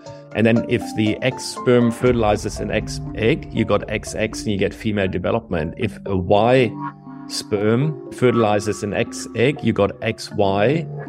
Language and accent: English; Germany; English is a second language; moved away as an adult; also born or lived in Berlin; now in Adelaide, Australia; I'm an Australian citizen, but I've come here from Germany over 20 years ago after I'd completed my PhD at the Max Planck Institute of Molecular Genetics in Berlin.